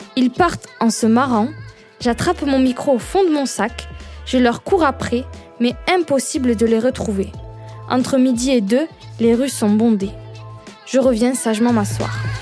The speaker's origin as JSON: {"language": "French", "town": "Perpignan", "region": "Occitania", "country": "France", "accent": "southern", "said": "je viens du Sud. De Perpignan plus exactement, comme mon accent le trahit."}